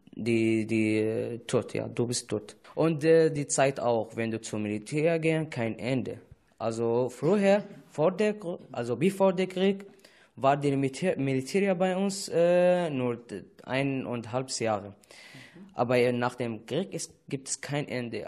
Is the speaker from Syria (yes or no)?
yes; Syria; German is a second language; moved away as an adult; now in Germany; das Leben ist sehr schön bei uns in Heimat, als ich, ich sage in Syrien